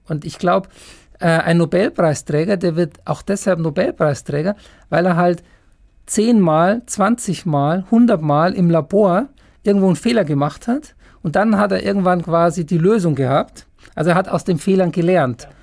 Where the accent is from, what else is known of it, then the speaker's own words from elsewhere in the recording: Germany; hier bei uns in Deutschland